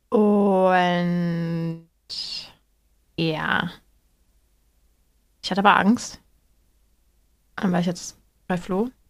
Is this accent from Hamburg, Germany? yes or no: yes; Hamburg, Germany; also born or lived in North Rhine-Westphalia; also Leute, ich komme aus Hamburg.